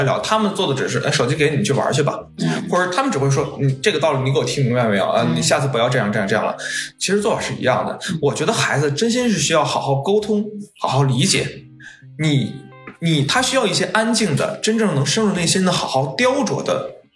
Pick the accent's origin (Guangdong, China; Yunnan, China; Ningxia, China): Yunnan, China; 我是云南人